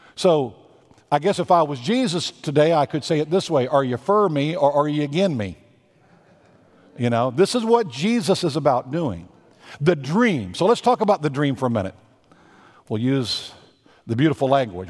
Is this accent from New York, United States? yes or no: no; Texas, United States; moved away; I am a Southerner. When you go home to Virginia, I go back and visit Texas